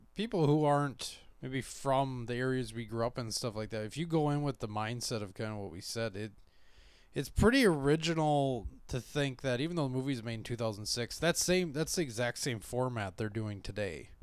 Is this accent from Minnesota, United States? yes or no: yes; Minnesota, United States; we're from Minnesota